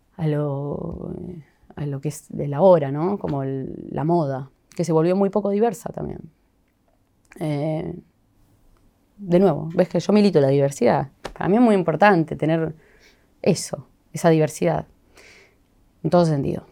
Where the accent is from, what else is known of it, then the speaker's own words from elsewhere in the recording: Sunchales, Santa Fe, Argentina; moved away; Yo amo volver a Sunchales, me encanta mi pueblo.